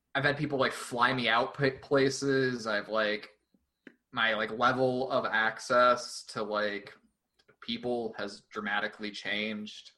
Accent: Glendale, Arizona, United States; now in Tucson, United States; I grew up in the West Valley. I grew up in Glendale.

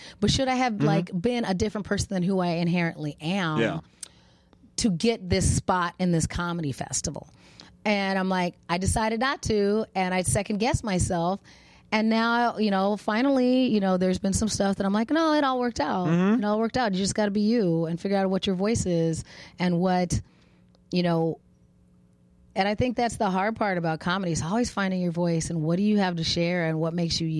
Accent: Arizona, United States; accent: non-regionally specific; And I'm, you know, I'm a black girl, but I'm from Arizona. We have non-regionally specific accents.

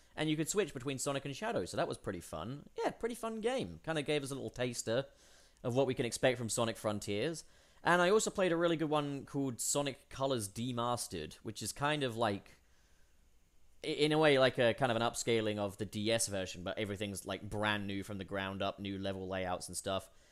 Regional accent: England, United Kingdom; born or raised there; moved away as an adult

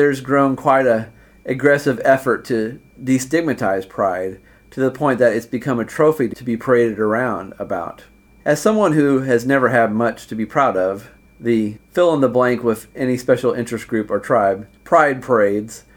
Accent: Indiana, United States; moved away as an adult; also born or lived in China; we Hoosiers are not so special.

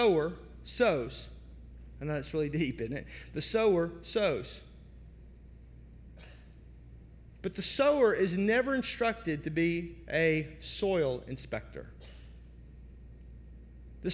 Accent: United States; now in Wisconsin, United States; I was born in the Mississippi Delta outside of Memphis

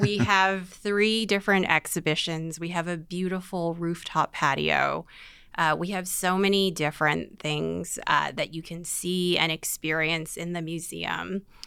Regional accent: Vancouver, British Columbia, Canada; I was born in Vancouver. I am Chinese Canadian, many generations

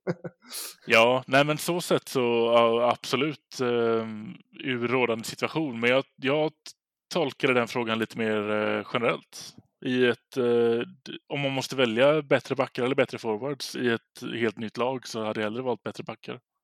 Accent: Gothenburg, Västra Götaland, Sweden; så sitter jag här i, som göteborgare

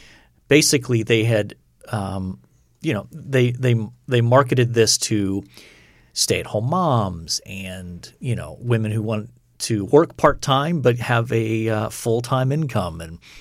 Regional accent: United States; I'm American. I don't do metric

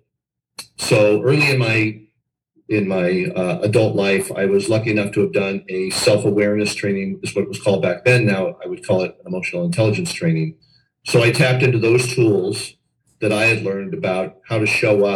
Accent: Los Angeles, California, United States; I grew up in Los Angeles

